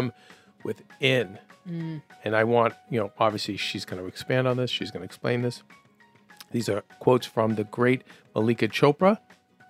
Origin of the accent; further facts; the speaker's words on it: Winchester, Massachusetts, United States; also born or lived in Medford, Massachusetts; I was Medford and then Winchester